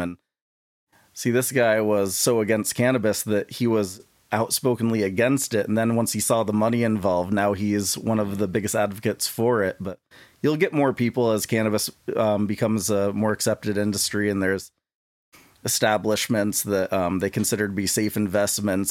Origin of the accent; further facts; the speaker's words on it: St. Albans, Vermont, United States; also born or lived in Bakersfield, Vermont / Humboldt State University, California; I grew up in Saint Albans, Vermont